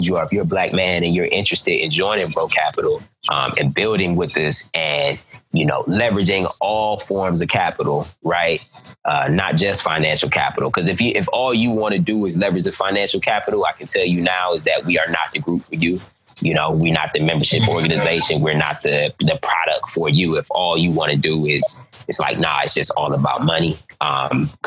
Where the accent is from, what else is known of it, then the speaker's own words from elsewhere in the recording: Cleveland, Ohio, United States; I'm from Cleveland, Ohio